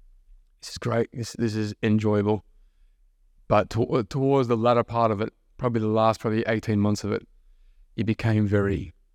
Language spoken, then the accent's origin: English; Melbourne, Victoria, Australia; I'm full Aussie, right?